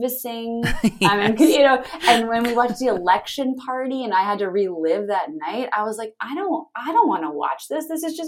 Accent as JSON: {"language": "English", "region": "New Jersey", "country": "United States", "said": "I'm from New Jersey"}